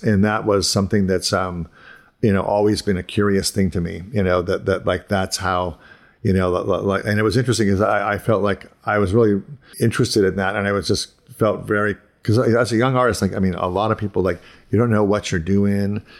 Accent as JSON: {"language": "English", "region": "Ohio", "country": "United States", "tie": "born or raised there", "also_born_or_lived": "Pittsburgh / Boston", "moved": "as an adult", "said": "I grew up in Ohio and then I moved to, like, to Pittsburgh and Boston"}